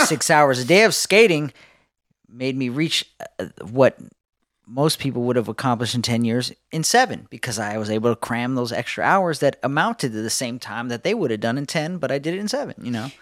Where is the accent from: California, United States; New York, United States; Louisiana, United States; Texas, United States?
California, United States; Southern; I was born in Southern California, the home of skateboarding